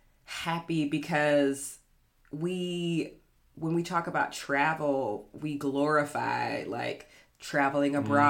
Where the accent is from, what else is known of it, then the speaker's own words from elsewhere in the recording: Georgia, United States; I'm not from Memphis, I'm from Georgia